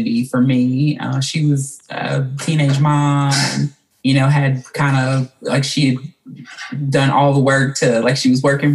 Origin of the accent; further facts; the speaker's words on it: Mississippi Delta, United States; also born or lived in Tulsa, Oklahoma; now in Jackson, United States; I was born and raised in Mississippi